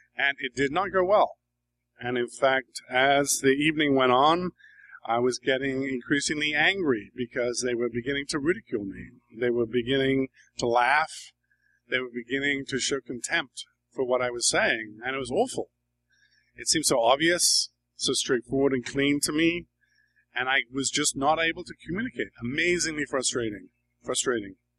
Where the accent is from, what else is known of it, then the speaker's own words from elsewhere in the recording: England, United Kingdom; moved away as an adult; now in New York, United States; I grew up in England.